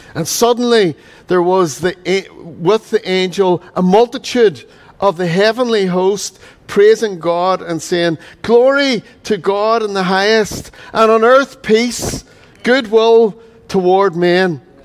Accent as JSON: {"language": "English", "area": "Donegal", "region": "Ulster", "country": "Ireland", "tie": "born or raised there", "said": "growing up in Donegal"}